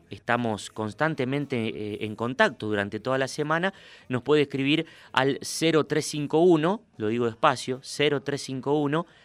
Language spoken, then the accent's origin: Spanish; Huinca Renancó, Córdoba, Argentina; now in Cañada Verde, Argentina; en la Biblioteca Sarmiento de mi pueblo, Huinca Renancó.